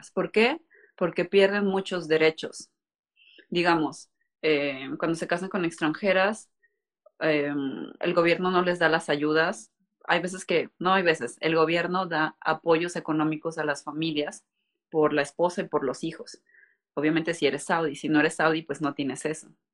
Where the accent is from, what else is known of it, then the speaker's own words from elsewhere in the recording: Veracruz, Mexico; creo jarocha porque ahí estudié la mayor parte del bachillerato y de la universidad. Entonces, mm, soy, es de Veracruz.